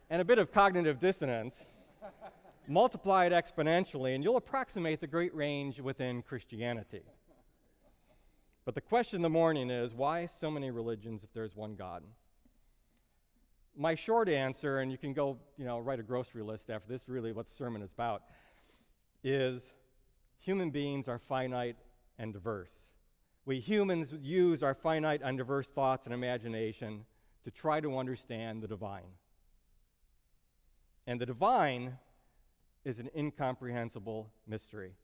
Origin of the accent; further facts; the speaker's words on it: Brookfield, Illinois, United States; I grew up in Brookfield, Illinois